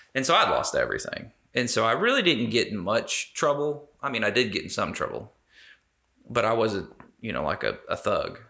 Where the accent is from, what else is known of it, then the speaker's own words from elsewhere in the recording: Las Vegas, Nevada, United States; I was born in Las Vegas.